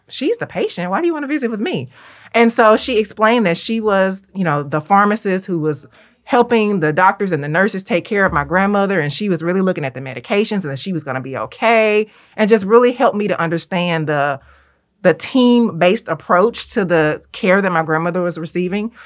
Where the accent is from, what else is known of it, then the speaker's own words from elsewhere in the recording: Memphis, Tennessee, United States; as a native Memphian, as a Southern girl through and through